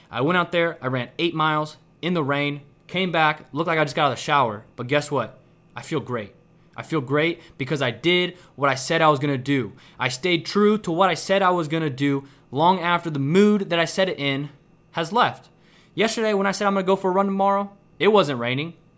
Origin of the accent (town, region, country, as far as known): Kansas City, Missouri, United States; moved away as an adult; now in Houston, United States